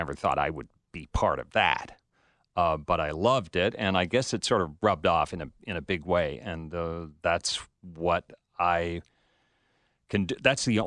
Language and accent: English; across the river from Detroit, Ontario, Canada; I grew up in Canada, across the river, up the road.